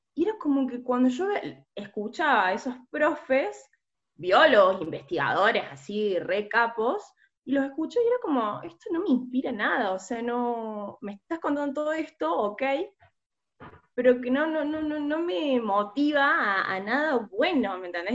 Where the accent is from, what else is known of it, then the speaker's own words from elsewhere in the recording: Córdoba, Argentina; soy de Córdoba